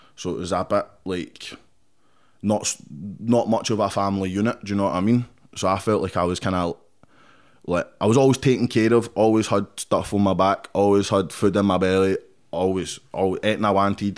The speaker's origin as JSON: {"language": "English", "town": "Paisley", "region": "Scotland", "country": "United Kingdom", "tie": "born or raised there", "said": "I grew up in Paisley, Hunter Hill"}